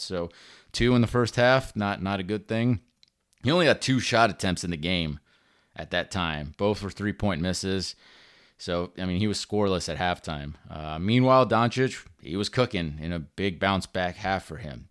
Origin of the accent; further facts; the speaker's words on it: Orlando, Florida, United States; I'm born and raised in Orlando